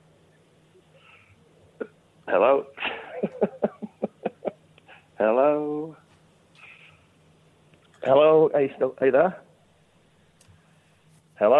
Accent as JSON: {"language": "English", "area": "Lancashire", "region": "North West England", "country": "United Kingdom", "said": "I'm from Lancashire"}